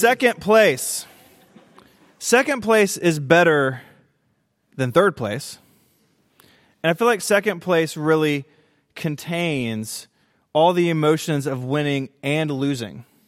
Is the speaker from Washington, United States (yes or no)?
no; Tennessee, United States; I'm from Tennessee